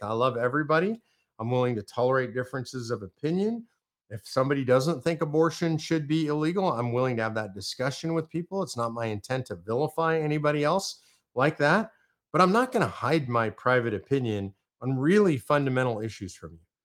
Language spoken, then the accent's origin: English; Texas, United States; I'm from Texas